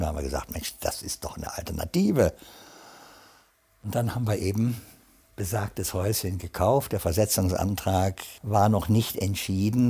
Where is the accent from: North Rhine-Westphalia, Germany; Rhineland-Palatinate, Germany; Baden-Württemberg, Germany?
North Rhine-Westphalia, Germany; now in Sankt Augustin, Germany; ich bin vom linken Niederrhein, deswegen bin ich heute noch Fan von Borussia Mönchengladbach. Und leider gibt es Kaisers Kaffee nicht mehr. Damit bin ich quasi aufgewachsen in der Stadt